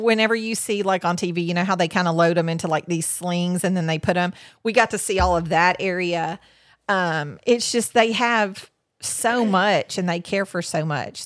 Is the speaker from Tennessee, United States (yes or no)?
yes; Tennessee, United States; We're from Tennessee.